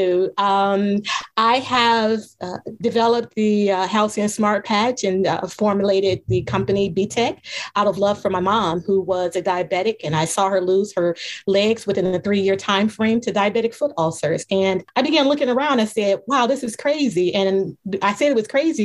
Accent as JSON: {"language": "English", "town": "Cleveland", "region": "Ohio", "country": "United States", "said": "I am from Cleveland, Ohio"}